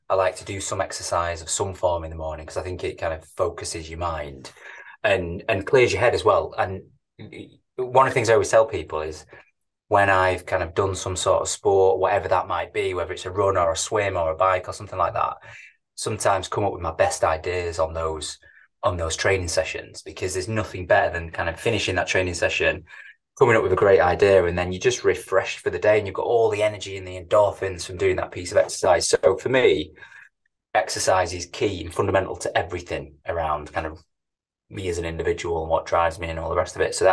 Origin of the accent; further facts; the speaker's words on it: Manchester, North West England, United Kingdom; born and bred in manchester as you can probably tell by my, by my accent